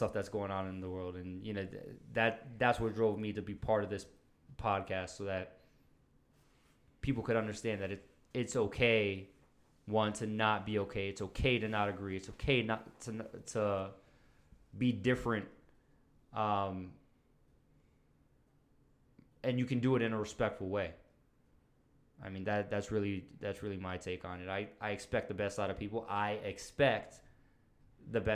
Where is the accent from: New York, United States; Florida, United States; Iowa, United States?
New York, United States; New York City; also born or lived in Monroe, Orange County, New York; Started out in the Bronx